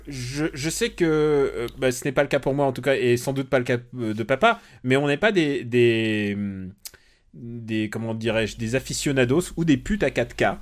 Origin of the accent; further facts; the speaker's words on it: Normandy, France; j'ai passé mon enfance en Normandie.